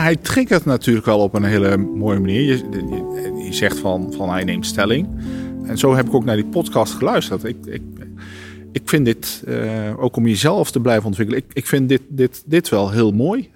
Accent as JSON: {"language": "Dutch", "region": "North Brabant", "country": "Netherlands", "said": "ik ben ook Brabander"}